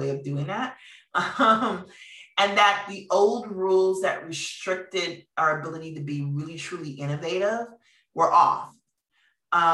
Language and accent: English; Minneapolis, Minnesota, United States; moved away; I'm from Minneapolis